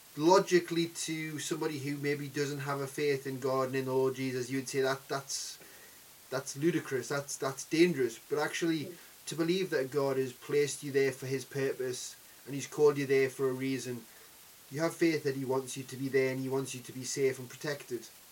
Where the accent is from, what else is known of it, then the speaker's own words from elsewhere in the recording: Newcastle upon Tyne, North East England, United Kingdom; I'm from Newcastle